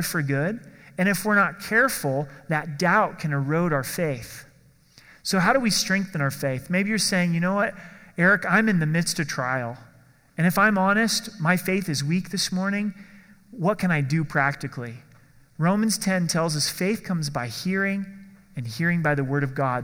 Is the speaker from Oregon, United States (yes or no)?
yes; Oregon, United States; I grew up in Oregon